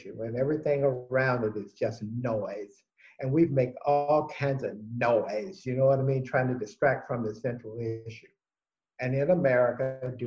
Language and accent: English; United States; I'm an American. I'm an American first. I'm an American of African descent.